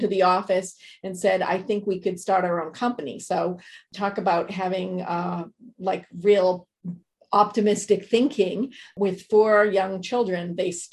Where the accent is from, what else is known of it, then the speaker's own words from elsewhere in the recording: Bedford, Massachusetts, United States; moved away as an adult; also born or lived in New York City; I'm from Bedford, Massachusetts. So it's right between Lexington and Concord